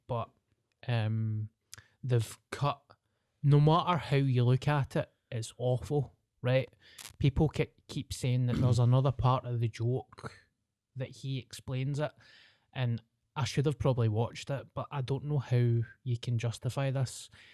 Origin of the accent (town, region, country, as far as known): Scotland, United Kingdom